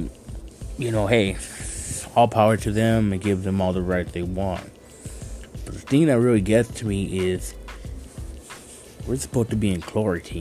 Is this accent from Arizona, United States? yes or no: yes; Douglas, Arizona, United States; I am from Douglas, Arizona